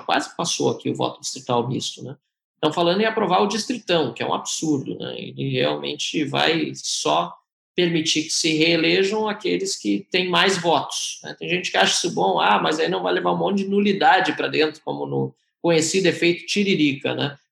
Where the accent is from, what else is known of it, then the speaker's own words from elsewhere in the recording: Brazil; Eu, eu sou brasileiro, amo meu país